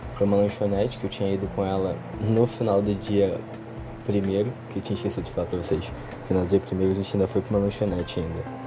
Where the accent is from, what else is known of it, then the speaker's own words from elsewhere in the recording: Rio de Janeiro, Brazil; eu sou do Rio